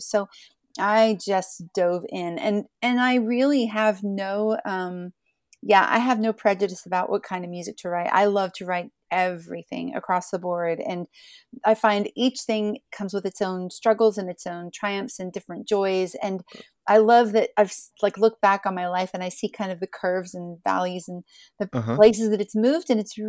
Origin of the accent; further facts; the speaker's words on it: Ohio, United States; I grew up in Southeastern Ohio. So everybody had guitars and mandolins, and violins and washboards and put your hands on.